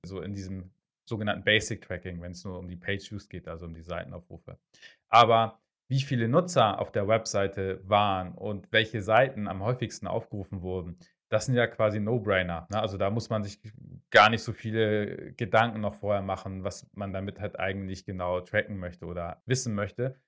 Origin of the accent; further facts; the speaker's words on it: Hamburg, Germany; ich komme aus Hamburg, also aus Norddeutschland, äh, bin auch in Norddeutschland geboren, bin aus Norddeutschland nicht wirklich weggekommen, nicht weggezogen